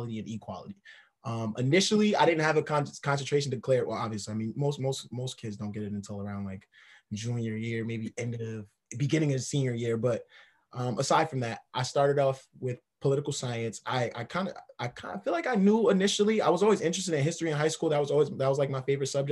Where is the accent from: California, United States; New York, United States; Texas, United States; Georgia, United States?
New York, United States; Albany; I'm born and raised in Albany. Been here my whole life